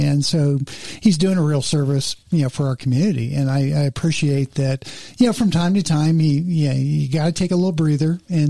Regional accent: Los Angeles, California, United States; I grew up in the San Fernando Valley

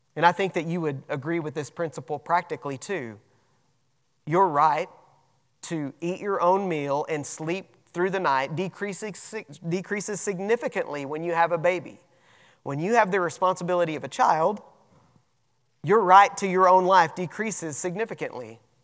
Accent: United States; we have rights as American citizens

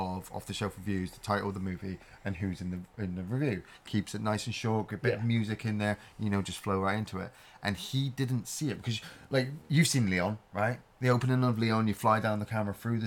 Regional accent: Plymouth, South West England, United Kingdom; I'm Scottish. So I was just born here.

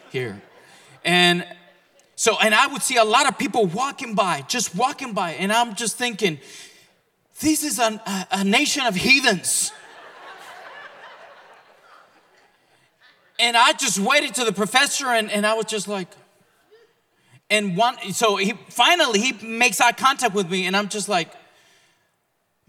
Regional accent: Mexico; now in Oklahoma, United States; I was born and raised in Mexico

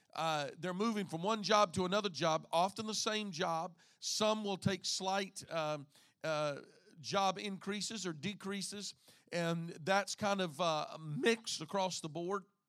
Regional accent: Southeast Texas, United States; moved away as an adult; now in Indiana, United States; I, being born and raised in Southeast Texas, would have never believed that I would have ever lived anywhere but Southeast Texas

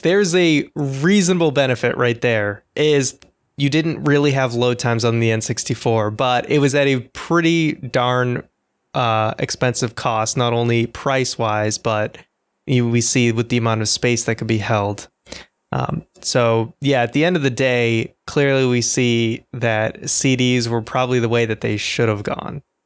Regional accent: Boston, Massachusetts, United States; I'm from Boston

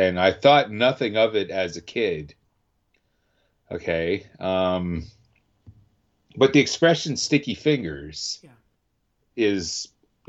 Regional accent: Ottawa, Ontario, Canada; my hometown of Ottawa, Ontario, Canada

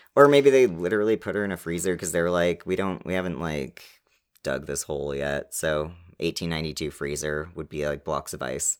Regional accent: Canada; We're Canadian

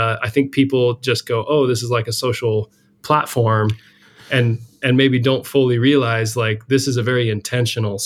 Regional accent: Salt Lake City, Utah, United States; moved away as an adult; also born or lived in New York / San Francisco area; growing up in Salt Lake City

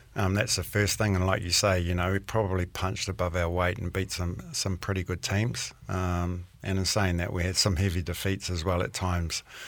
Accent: Auckland, New Zealand; moved away as an adult; also born or lived in Clermont-Ferrand, France; growing up in South Auckland

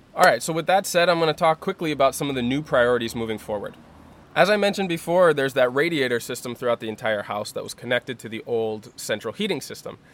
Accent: United States; moved away as an adult; growing up in the United States

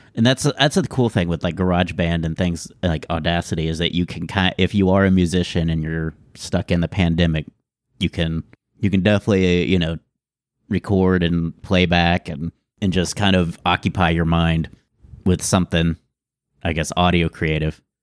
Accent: Houston, Texas, United States; I grew up in Houston

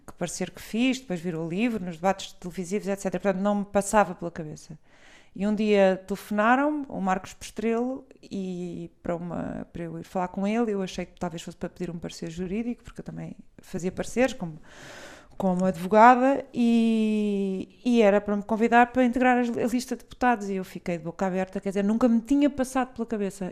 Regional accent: Portugal; also born or lived in Brazil / Lisbon; eu, eu não nasci cá, nasci no Brasil, mas vim muito pequena

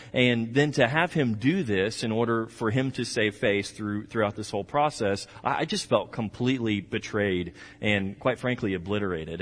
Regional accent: Texas, United States; I'm from Texas

